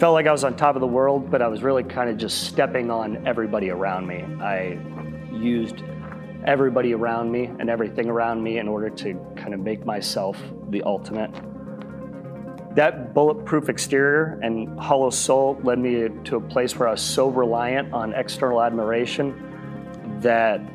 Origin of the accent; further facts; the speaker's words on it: Flower Mound, Texas, United States; I grew up in Flower Mound, just across DFW